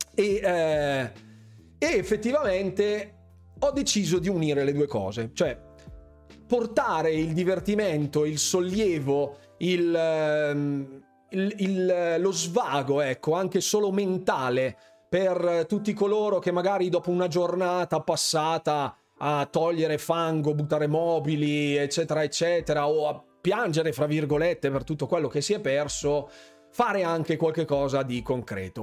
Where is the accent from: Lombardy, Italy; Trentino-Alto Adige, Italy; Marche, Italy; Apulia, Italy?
Lombardy, Italy; Bergamo; io sono di Bergamo, lo sapete benissimo, in molti mi dicono ma di che provincia sei? Ecco, l'avevo già detto nella scorsa live, io sono di Bergamo